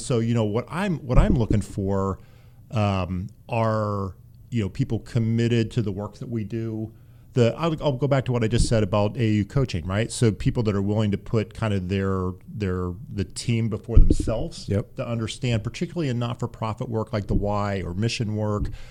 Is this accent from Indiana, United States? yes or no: yes; Central Indiana, United States; moved away; also born or lived in Dayton; I grew up in Central Indiana.